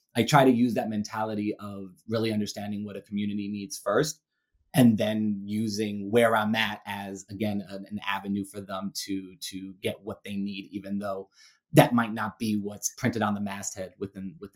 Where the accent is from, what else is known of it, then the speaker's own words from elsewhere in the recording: New York City, New York, United States; moved away as an adult; now in Ohio, United States; I currently reside in Ohio, but I'm a born and raised Brooklynite. I grew up in Brooklyn, New York